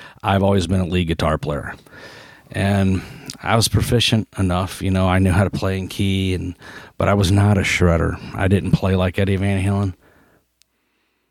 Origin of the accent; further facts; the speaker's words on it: St. Ann, Missouri, United States; also born or lived in St. Charles, Missouri; I grew up in St. Anne's